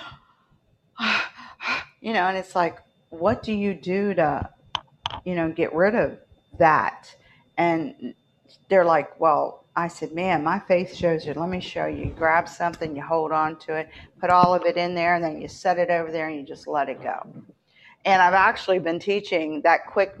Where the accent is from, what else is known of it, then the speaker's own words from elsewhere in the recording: West Virginia, United States; also born or lived in Baltimore, Maryland; now in Florida, United States; I'm from West Virginia